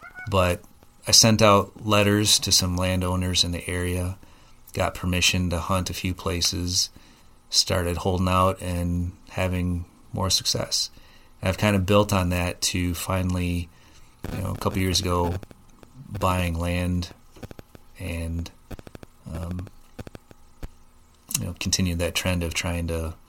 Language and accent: English; Oregon, Wisconsin, United States; So I'm from the Oregon area, grew up here, went to high school, attended college at the UW, and worked for a company in Madison.